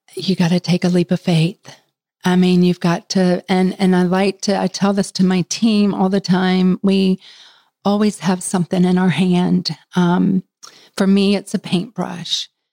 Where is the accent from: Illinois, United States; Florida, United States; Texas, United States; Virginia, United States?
Florida, United States; moved away as an adult; now in Charlotte, United States; I'm from Florida, so it was either Florida State or um, University of Florida